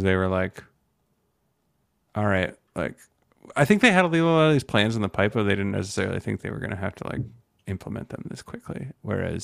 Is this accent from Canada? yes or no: yes; Canada; I'm Canadian